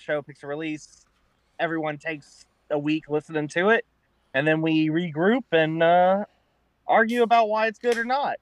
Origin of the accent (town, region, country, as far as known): Fort Myers, Florida, United States; born or raised there